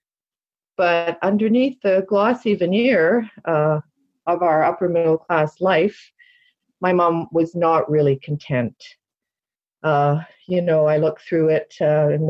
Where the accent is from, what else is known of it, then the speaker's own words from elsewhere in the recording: Toronto, Ontario, Canada; I was born in Toronto, Canada, in 1953